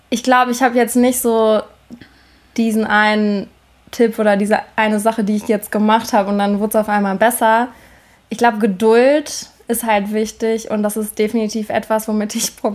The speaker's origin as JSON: {"language": "German", "town": "Münster", "region": "North Rhine-Westphalia", "country": "Germany", "tie": "born or raised there", "also_born_or_lived": "Sweden", "moved": "as an adult", "said": "ich bin in Münster aufgewachsen."}